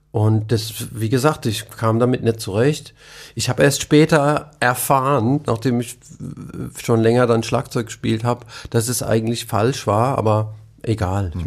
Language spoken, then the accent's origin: German; Nussloch, Baden-Württemberg, Germany; also born or lived in Heidelberg; Ich bin in Heidelberg geboren, bin aufgewachsen in Nussloch das sind so zehn Kilometer weg von Heidelberg.